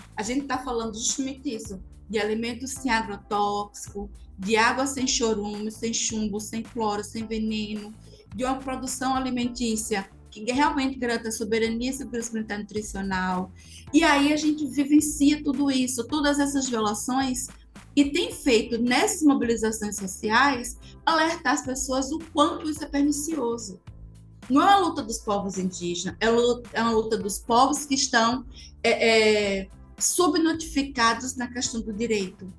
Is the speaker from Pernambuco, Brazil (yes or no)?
yes; Pankararu people, Sertão Pernambucano, Pernambuco, Brazil; sou indígena, sou do povo Pancararu, venho do Bimacatinga